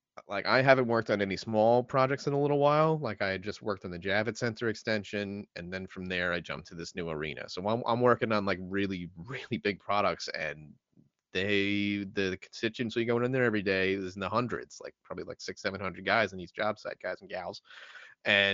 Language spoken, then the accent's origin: English; New York City, New York, United States; I'm a BK guy